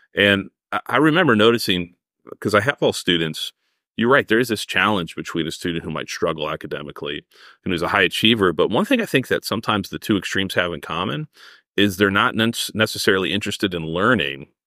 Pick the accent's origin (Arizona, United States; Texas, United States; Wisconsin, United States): Arizona, United States; moved away; I'm from Arizona